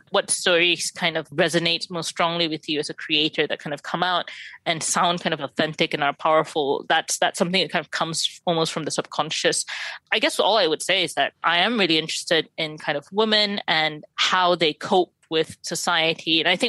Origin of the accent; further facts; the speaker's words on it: Malaysia; I mean, partly because I wrote it and I'm Malaysian